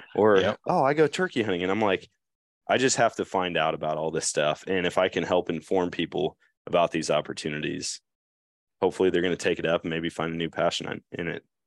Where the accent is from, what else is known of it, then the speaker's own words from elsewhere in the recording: Eau Claire, Wisconsin, United States; growing up in Eau Claire